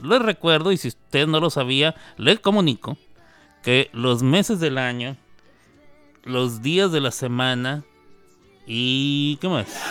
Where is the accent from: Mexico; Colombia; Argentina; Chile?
Mexico; en mi país, en México